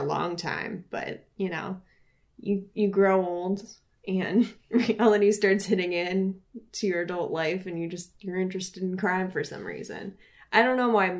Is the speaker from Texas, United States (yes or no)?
no; Arizona, United States; my home state of Arizona